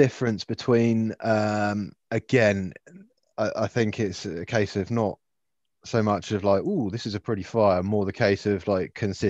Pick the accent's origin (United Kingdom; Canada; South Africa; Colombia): United Kingdom; I'm British. I grew up in the countryside